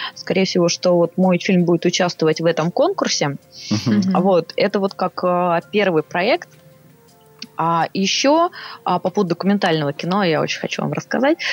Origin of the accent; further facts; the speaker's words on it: Saint Petersburg, Russia; moved away as an adult; now in Moscow, Russia; я из Питера